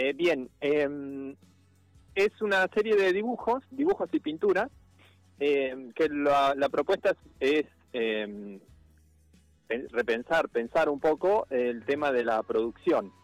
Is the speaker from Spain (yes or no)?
no; Santa Rosa, La Pampa, Argentina; moved away as an adult; now in Tandil, Argentina; De La Pampa, sí. Nacido allá y estoy acá desde... Siempre vine a Tandil eh, y desde chico y bueno, cuando terminé de estudiar